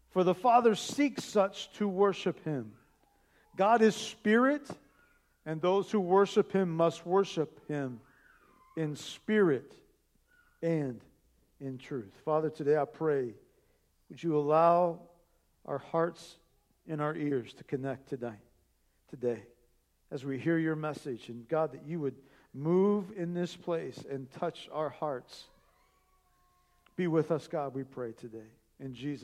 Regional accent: Indiana, United States; moved away as an adult; now in Columbus, United States; I'm from Indiana

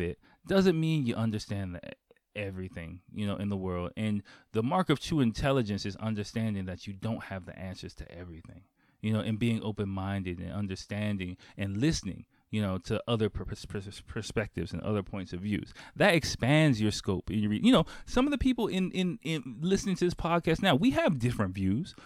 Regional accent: United States; moved away as an adult; now in Japan; I grew up in Chocolate City

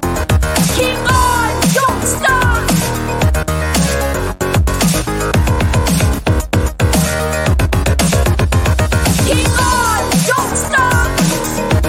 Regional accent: Somerset, South West England, United Kingdom; I'm from the lovely part of the world, which is Somerset.

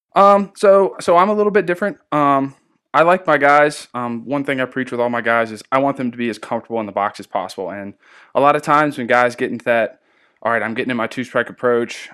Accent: Amherst, Virginia, United States; moved away; my hometown, uh, Amherst, Virginia.

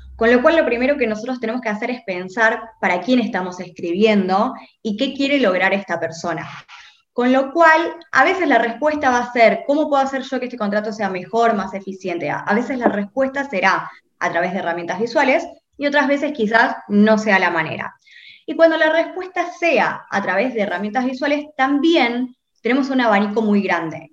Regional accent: Rosario, Santa Fe, Argentina; moved away; yo soy de Rosario, estudié allá

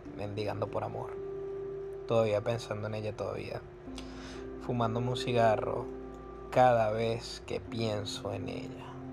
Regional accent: Venezuela; yo soy de Venezuela

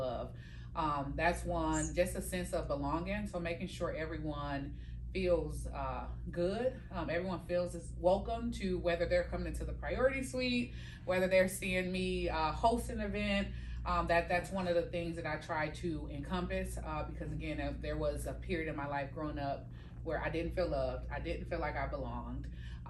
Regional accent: Milwaukee, Wisconsin, United States; Milwaukee, Wisconsin, born and raised

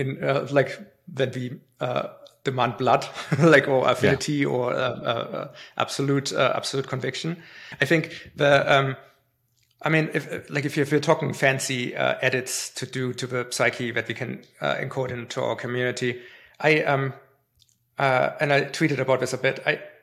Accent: Canada; But like if Germany plays Canada in hockey, I'm Canadian, right?

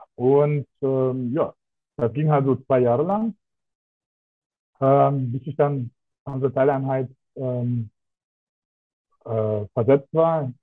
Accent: Russia; now in Germany; ich bin gebürtig aus Russland. Also ich bin so ähm, in Deutschland sogenannte Deutschrusse

